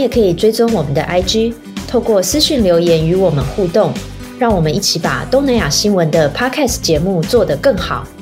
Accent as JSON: {"language": "Chinese", "country": "Taiwan", "moved": "as an adult", "lives_now": "Thailand", "said": "可是我台湾人的薪资要过四十五 K，那我不知道你们可以给我给给我一个机会。然后，而且我会讲中文，我会讲泰文哦。"}